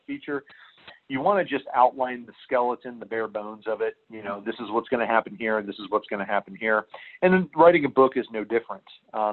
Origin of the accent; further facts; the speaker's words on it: central Illinois, United States; also born or lived in Mesa, Arizona; I grew up in central Illinois